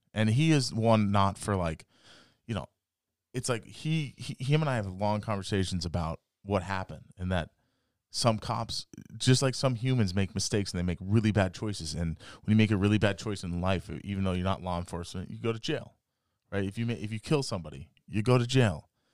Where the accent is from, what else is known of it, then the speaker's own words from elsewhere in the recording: the West, United States; moved away; I'm come from the West